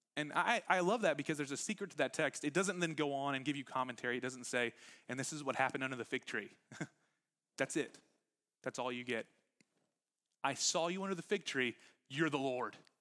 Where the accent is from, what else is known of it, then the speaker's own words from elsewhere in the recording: Huffman, Texas, United States; I grew up in Huffman